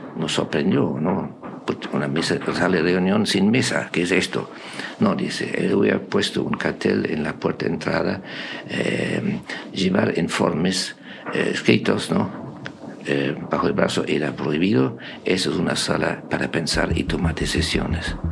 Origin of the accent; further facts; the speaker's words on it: Germany; moved away as an adult; soy alemán